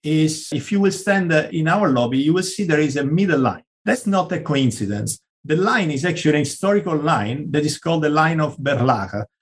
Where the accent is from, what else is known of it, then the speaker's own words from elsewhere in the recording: Sicily, Italy; English is a second language; moved away; also born or lived in Madrid; My home country, Italy, but actually, we always like to say Sicilian, not Italian. It's quite a large island. All my family comes from there, grew up there, studied there.